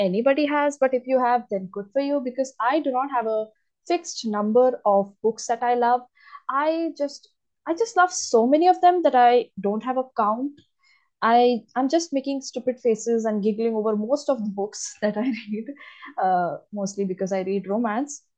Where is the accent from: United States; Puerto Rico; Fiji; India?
India; I'm from India, and I am an English literature student